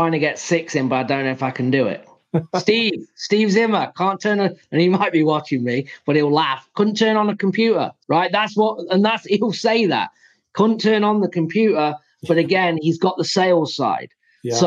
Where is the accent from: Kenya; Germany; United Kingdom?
United Kingdom; England; moved away as an adult; now in United States; I'm from England